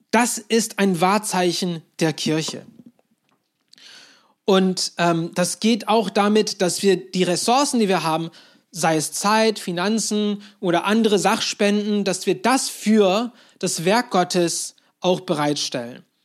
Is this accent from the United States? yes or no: no; Turkey; Und dann haben sie kurz nach ihrer Heirat entschieden, ja, wir ziehen in die Türkei. Und so bin ich dort aufgewachsen